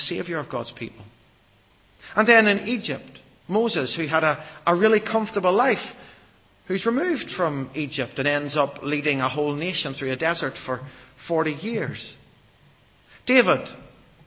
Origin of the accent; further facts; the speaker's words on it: Ireland; I'm an Irish Baptist